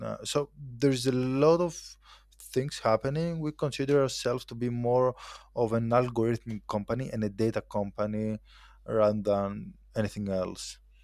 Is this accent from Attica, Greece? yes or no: yes; Athens, Attica, Greece; moved away as an adult; also born or lived in Dubai; I was born and raised in Athens, uh, in Greece.